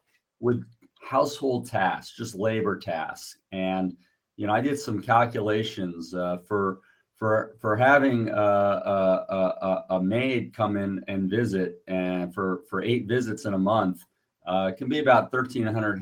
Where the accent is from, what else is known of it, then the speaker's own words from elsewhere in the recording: United States; moved away as an adult; now in Buzios, Brazil; for me as an American